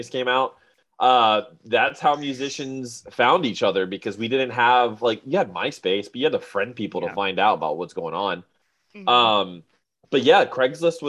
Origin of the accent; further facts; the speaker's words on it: South Florida, United States; now in Orlando, United States; I grew up in South Florida and I moved over to Orlando